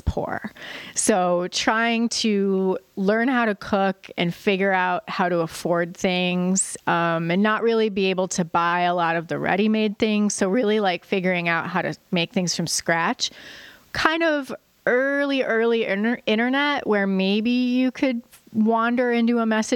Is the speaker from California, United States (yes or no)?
no; Joliet, Illinois, United States; I grew up in Joliet, which is a city about an hour south of Chicago.